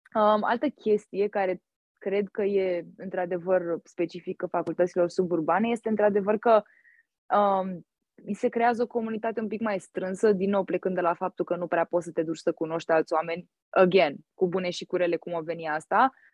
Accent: Bucharest, Romania; moved away as an adult; now in United States; eu în București locuiesc în sectorul 1

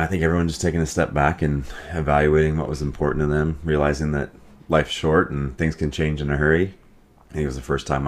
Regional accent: Iowa, United States; moved away as an adult; also born or lived in Atlanta, Georgia / Chicago; now in Minneapolis, United States; I am from Iowa. Grew up there, born and raised.

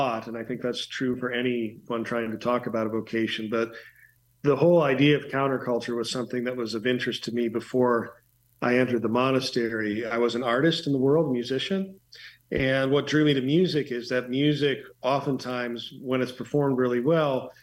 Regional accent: Green Bay, Wisconsin, United States; now in Chicago, United States; I basically grew up in Green Bay, Wisconsin.

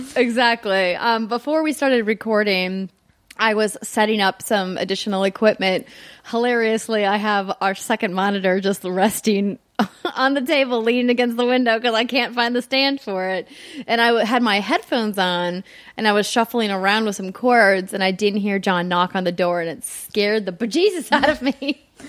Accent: Fargo, North Dakota, United States; moved away; my hometown of Fargo, North Dakota

